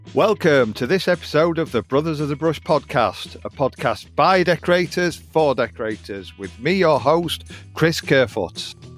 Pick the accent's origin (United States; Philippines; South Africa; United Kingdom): United Kingdom; Derbyshire, East Midlands; Derbyshire, you know, where we were from, little small, I middle of nowhere country village